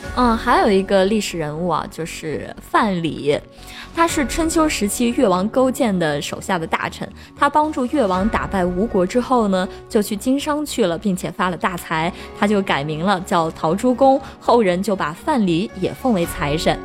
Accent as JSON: {"language": "Chinese", "region": "Shaanxi", "country": "China", "said": "咱们陕西人啊，秦人、豪迈"}